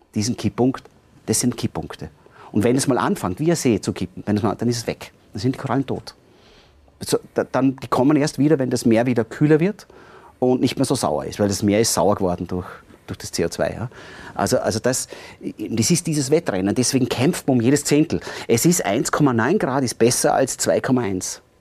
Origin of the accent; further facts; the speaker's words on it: Austria; bei uns in Österreich, in den Alpen speziell